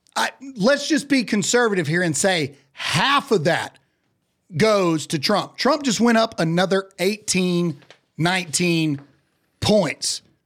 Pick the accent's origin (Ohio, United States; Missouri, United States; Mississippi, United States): Mississippi, United States; I come from the great redneck depravity of Mississippi